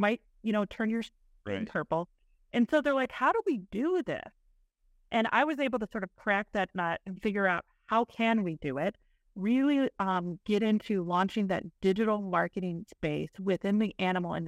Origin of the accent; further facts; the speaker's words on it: East Central Illinois, United States; now in Indiana, United States; I grew up in East Central Illinois on a small dairy farm